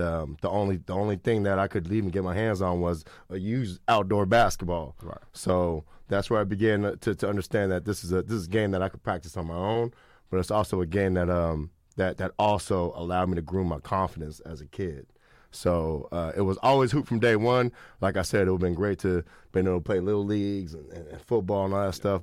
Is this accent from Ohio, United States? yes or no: no; Sacramento, California, United States; growing up in Sacramento